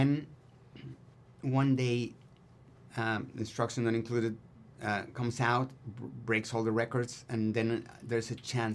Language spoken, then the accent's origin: English; Mexico; first language Spanish; English is a second language; moved away as an adult; now in United States; Si me hubiera quedado en México